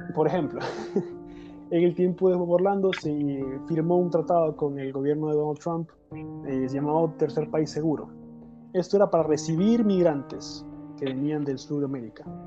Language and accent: Spanish; Honduras; como hondureño